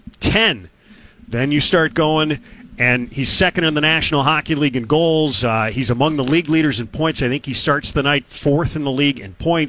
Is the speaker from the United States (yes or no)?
yes; Chicago, Illinois, United States; now in Boston, United States; I grew up in Chicago